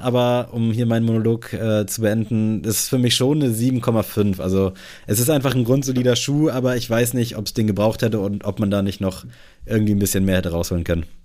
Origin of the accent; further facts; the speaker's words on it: Buxtehude, Lower Saxony, Germany; moved away; bei uns in Buxtehude